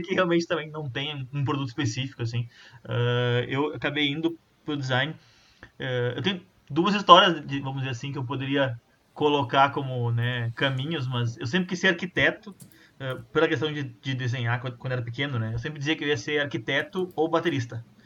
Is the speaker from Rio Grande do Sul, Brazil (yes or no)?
yes; Santa Maria, Rio Grande do Sul, Brazil; moved away as an adult; now in Porto Alegre, Brazil; Eu sou natural de Santa Maria também, mais precisamente do bairro Camobi, o maior bairro do mundo.